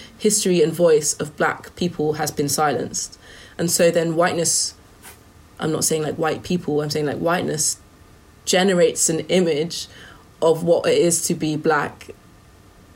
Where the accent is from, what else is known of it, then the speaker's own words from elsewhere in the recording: United Kingdom; as British people of colour in the modern day